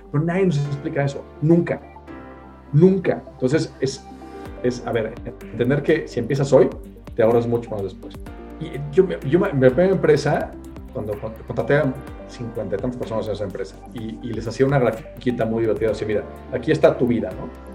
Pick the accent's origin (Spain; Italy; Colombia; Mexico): Mexico; Y lo que no hacemos en México es no ahorrar nada todos vivimos por encima de nuestros ingresos